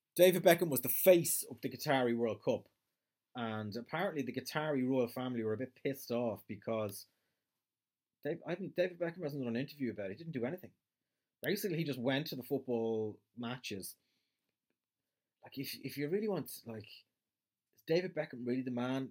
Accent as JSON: {"language": "English", "country": "Ireland"}